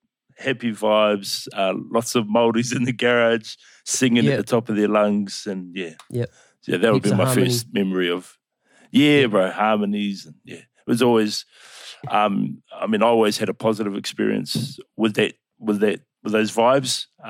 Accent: Upper Hutt, Wellington, New Zealand; Yeah, born in Upper Hutt. Spent a lot of time. I was raised in the Wellington region as a whole. Spent a lot of my time out on the Kapiti Coast, Paraparaumu.

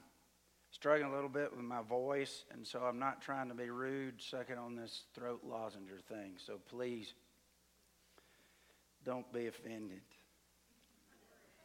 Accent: Alabama, United States; moved away as an adult; also born or lived in Mexico; I grew up in Alabama

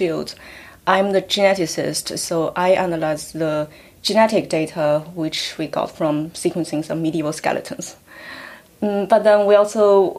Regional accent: China; moved away as an adult; also born or lived in Hong Kong; now in United Kingdom; Well, I come from China. I grew up in China before I went to university.

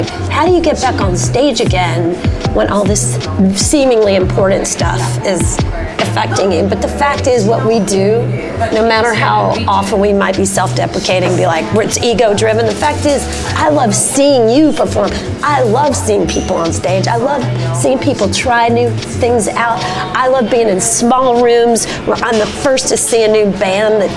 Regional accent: Nashville, Tennessee, United States; accent: southern; moved away as an adult; now in New York, United States; my house is the house I grew up in. So Nashville is an extension of me. And most people wouldn't believe that until, like, you could hear my southern accent

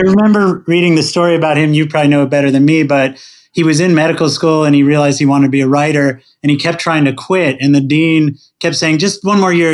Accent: Princeton, New Jersey, United States; born or raised there

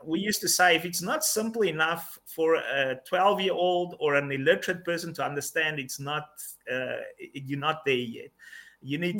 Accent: South Africa; also born or lived in Mozambique; I am South African, living in South Africa.

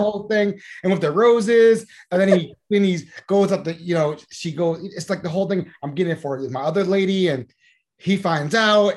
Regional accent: Randallstown, Maryland, United States; I used to live near Milford Mill Swimming Club, if you know about that, on Liberty Road

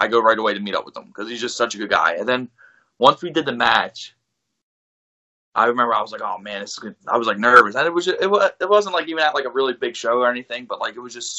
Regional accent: Philadelphia, Pennsylvania, United States; And the best, not Pat's or Gino's, because I'm from Philly, so I'm going to tell you that right now.

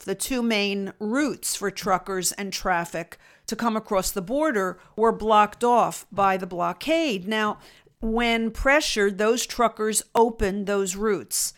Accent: United States

